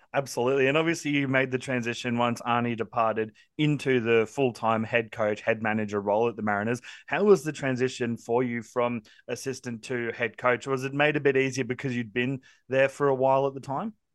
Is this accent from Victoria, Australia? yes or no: no; Central Coast, New South Wales, Australia; I grew up on the Central Coast from about the age of four all the way through to now